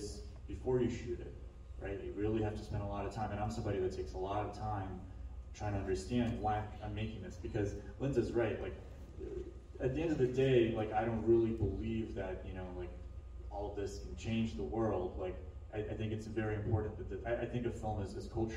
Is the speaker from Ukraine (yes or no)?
yes; Ukraine; now in Atlanta, United States; I was in Ukraine, and I'm from Ukraine, and I was visiting my grandmother.